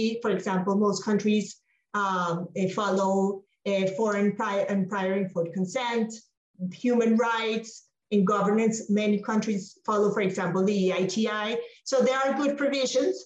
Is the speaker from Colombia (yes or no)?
yes; Colombia; a country like Colombia, my home country